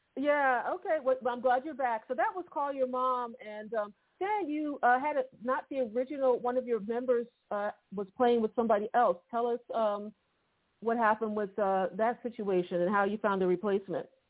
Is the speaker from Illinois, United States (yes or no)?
no; Philadelphia, Pennsylvania, United States; I'm from Philly